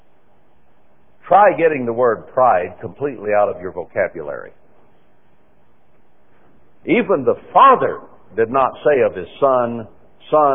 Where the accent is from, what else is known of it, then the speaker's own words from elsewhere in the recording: Texas, United States; I was born in Texas